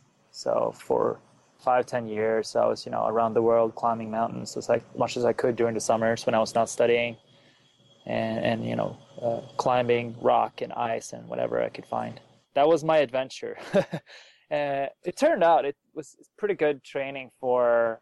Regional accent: Sweden; moved away as an adult; now in United States; I'm originally from Sweden. I moved to the U.S. to do science

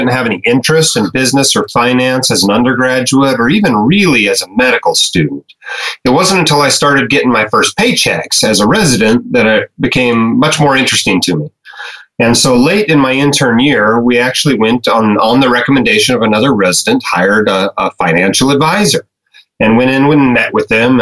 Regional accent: Alaska, United States; moved away as an adult; also born or lived in Arizona; now in Utah, United States; I grew up in Alaska

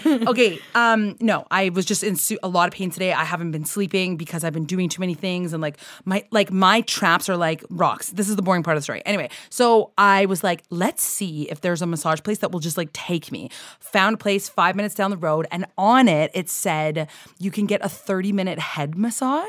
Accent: Canada

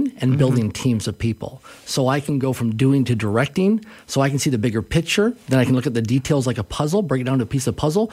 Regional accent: Swift Current, Saskatchewan, Canada; I grew up in Swift Current, Saskatchewan

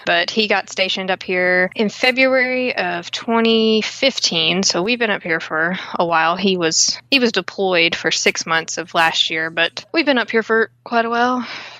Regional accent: Texas, United States; moved away as an adult; now in Watertown, United States; Well, I live in Watertown, New York with my husband. He's stationed up here in the Army at Fort Drum, but we're from Texas around where the Bragg Light is.

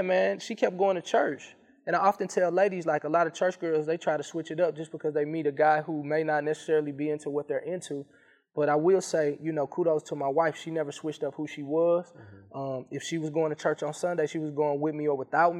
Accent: St. Louis, Missouri, United States; also born or lived in Mississippi; I went to Ole Miss, but I was from St. Louis

